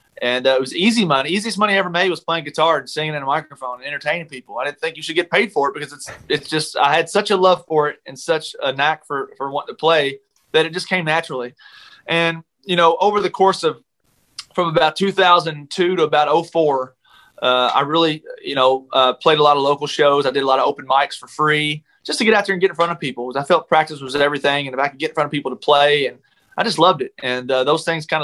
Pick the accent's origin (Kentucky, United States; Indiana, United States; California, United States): Kentucky, United States; moved away; I went back home this weekend to Kentucky to visit my folks. And I went to church, that same church, that Sunday